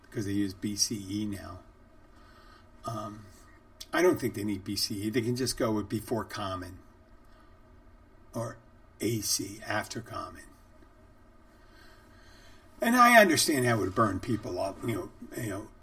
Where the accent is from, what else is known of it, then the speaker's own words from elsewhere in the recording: Valley Forge, Pennsylvania, United States; I was born in Valley Forge